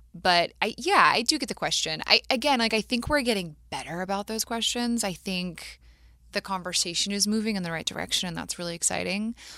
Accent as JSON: {"language": "English", "town": "Matthews", "region": "North Carolina", "country": "United States", "tie": "born or raised there", "said": "I grew up in Matthews, North Carolina, outside of Charlotte."}